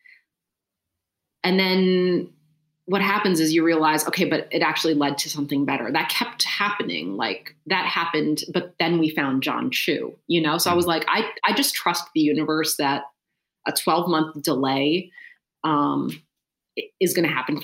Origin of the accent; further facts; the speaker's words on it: Philadelphia, Pennsylvania, United States; I'm from Philadelphia